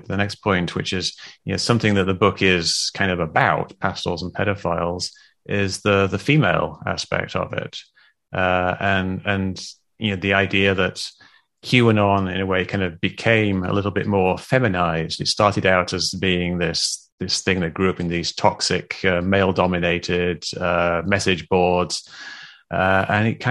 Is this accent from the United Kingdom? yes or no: yes; United Kingdom; moved away; when I was growing up in the UK